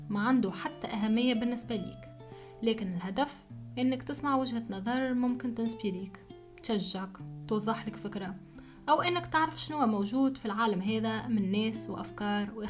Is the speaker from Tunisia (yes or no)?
yes; Tunisia; من أجل لغتنا ولهجتنا من أجل تواجد ثراء المعلومات باللغة التونسية ونقول لغة مش فقط لهجة خاطرها تشمل فكر وتقاليد وأعرف تربينا بهم احنا ويختلفوا عن بقية العالم العربي